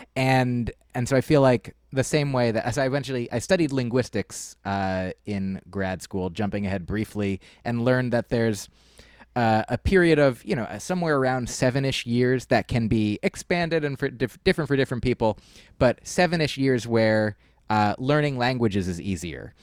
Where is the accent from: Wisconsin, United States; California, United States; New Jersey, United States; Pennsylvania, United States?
New Jersey, United States; I was growing up in New Jersey.